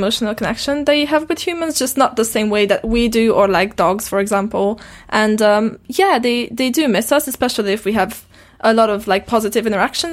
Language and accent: English; Transylvania, Romania; English is a second language; moved away as an adult; also born or lived in West Wales; now in Wales, United Kingdom; I grew up in Transylvania, and I've studied American English, and then I met my partner here in Britain, who's British, so I have a mix of things going on